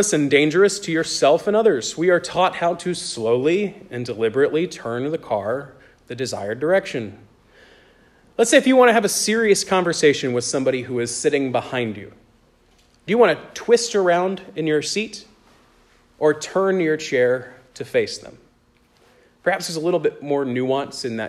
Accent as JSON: {"language": "English", "country": "United States", "tie": "born or raised there", "said": "In my hometown, there was a big church every year around Christmas time that would do a live nativity"}